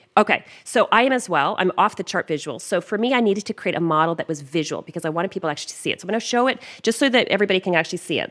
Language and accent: English; Canada; accent: Canadian; my Canadian accent